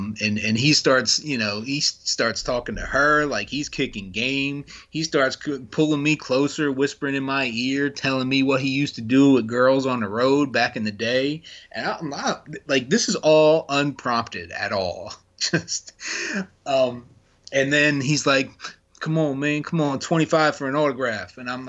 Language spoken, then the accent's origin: English; Hamilton, Ontario, Canada; Sonya / Daria Bernardo is from close to my hometown of Hamilton. She's right up the road. She's very familiar with Hamilton.